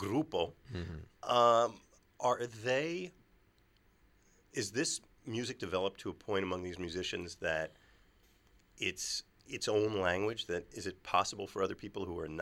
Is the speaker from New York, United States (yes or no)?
yes; New York, United States; being a New Yorker, of being an American